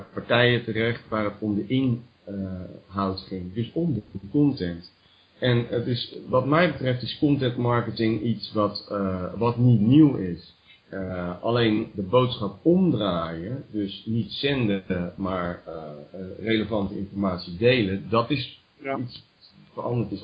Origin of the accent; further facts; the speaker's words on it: Rotterdam, South Holland, Netherlands; moved away; ik ben ook geboren in Delfthaven